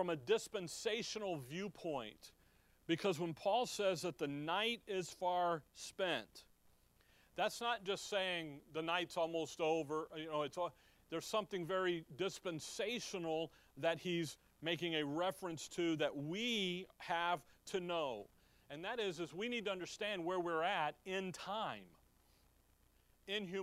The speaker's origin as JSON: {"language": "English", "town": "Chicago", "region": "Illinois", "country": "United States", "tie": "born or raised there", "said": "When we were growing up in Chicago"}